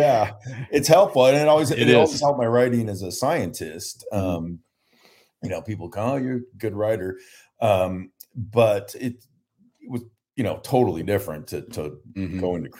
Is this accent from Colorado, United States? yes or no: no; San Diego, California, United States; So I grew up in San Diego and then